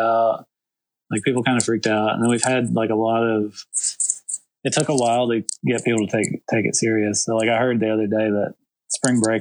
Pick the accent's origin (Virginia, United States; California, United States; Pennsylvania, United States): Virginia, United States; now in Greenville, United States; I grew up in Virginia, which is like 6 hours north of here